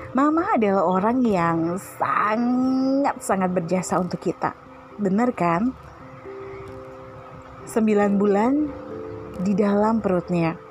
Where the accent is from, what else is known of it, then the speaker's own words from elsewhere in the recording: Surabaya, East Java, Indonesia; born there; Lahir di Panti Nirmala Surabaya pada tanggal 3 Agustus 1983. Lahir di siang hari.